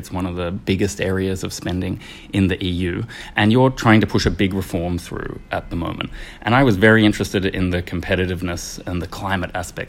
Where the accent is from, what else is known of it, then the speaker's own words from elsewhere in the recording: Australia; accent: Australian; moved away; And I come from Australia, you might have guessed from the accent.